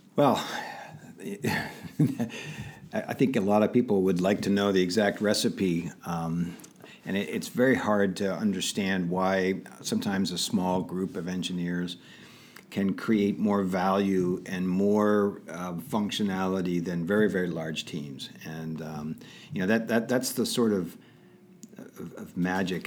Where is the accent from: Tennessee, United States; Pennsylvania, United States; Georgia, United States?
Pennsylvania, United States; Pittsburgh; also born or lived in Detroit, Michigan; I was born in Detroit, and, um, my parents moved to just outside of Pittsburgh, Pennsylvania when I was about five, and that's pretty much where I consider my, um, my, my home is in the Pittsburgh